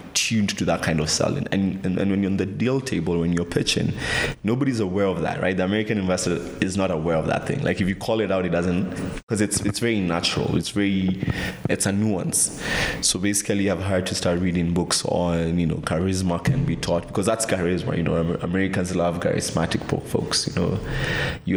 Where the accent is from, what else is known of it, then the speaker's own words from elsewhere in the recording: Kenya; there's such a thing as Kenyan speak